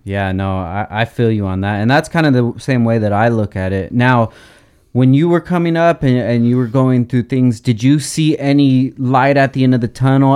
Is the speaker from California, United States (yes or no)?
yes; Oxnard, California, United States; born and raised in Oxnard